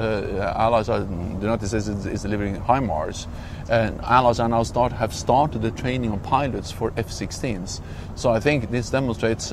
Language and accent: English; Norway; I'm coming from Norway, a small country bordering Russia.